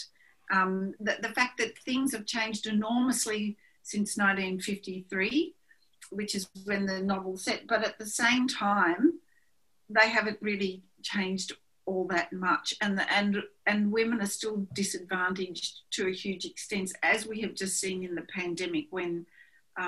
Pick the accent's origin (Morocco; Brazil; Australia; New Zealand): Australia; being Australian and being born and raised in a small country town